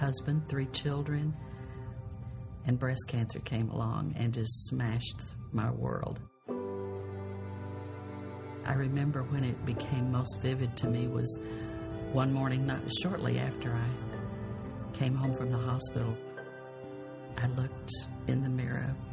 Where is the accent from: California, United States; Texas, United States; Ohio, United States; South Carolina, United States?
California, United States; San Diego; I grew up in San Diego in a very poor area